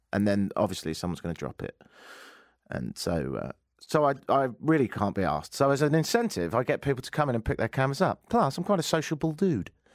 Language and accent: English; United Kingdom; I'm British